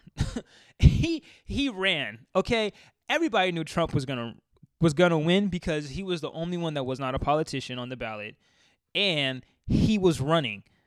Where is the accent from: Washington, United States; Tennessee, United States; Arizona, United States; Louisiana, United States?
Washington, United States; Seattle; I'm from Seattle, raised in Col-, I was, uh, raised in Columbia City. I lived there for most of my life.